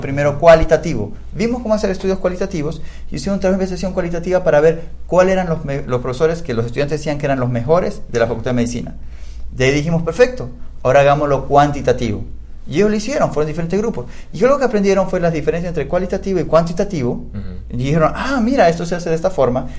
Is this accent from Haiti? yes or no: no; Ecuador; moved away; como eh, ecuatoriano